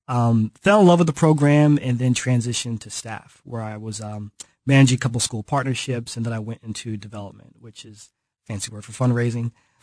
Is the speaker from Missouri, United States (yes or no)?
yes; Kansas City, Missouri, United States; moved away as an adult; also born or lived in Chicago; I grew up here in Kansas City, but I found City Year in Chicago. I was living up there for about 10 years.